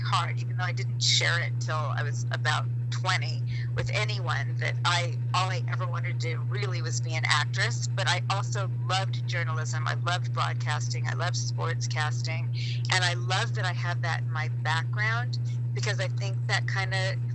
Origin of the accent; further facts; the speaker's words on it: Palm Springs, California, United States; growing up in Palm Springs